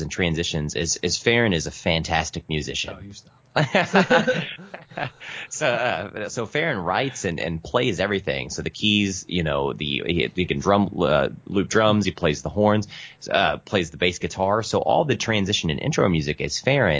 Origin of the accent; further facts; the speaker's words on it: Evansville, Indiana, United States; we're from the Midwest. We're in Evansville, Indiana